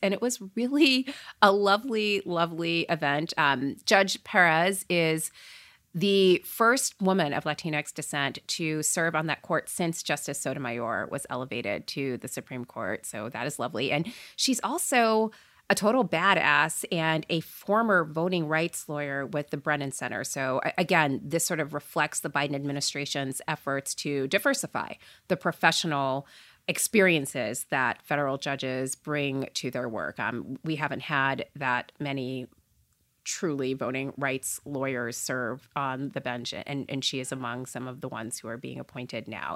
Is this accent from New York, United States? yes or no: no; Port St. Lucie, Florida, United States; I grew up in Port Saint Lucie, Florida